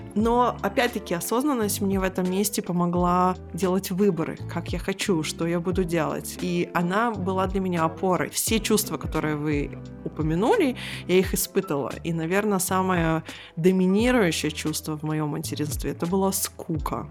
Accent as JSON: {"language": "Russian", "country": "Israel", "tie": "born or raised there", "moved": "yes", "said": "Я выросла в Израиле"}